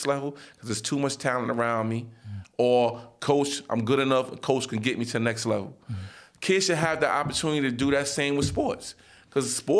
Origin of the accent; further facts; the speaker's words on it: New York City, New York, United States; I'm from Nostrand and Halsey. I went to 258.